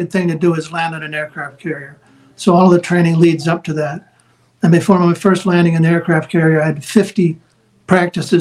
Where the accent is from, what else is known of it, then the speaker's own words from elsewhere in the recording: Wisconsin, United States; moved away; my home state of Wisconsin